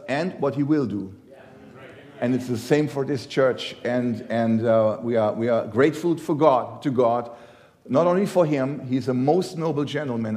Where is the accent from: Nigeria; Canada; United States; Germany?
Germany; I come from Germany